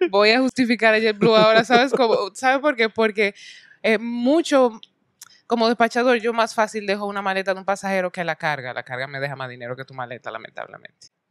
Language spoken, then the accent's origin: Spanish; Santo Domingo, Distrito Nacional, Dominican Republic; nací en República Dominicana, en Santo Domingo, nací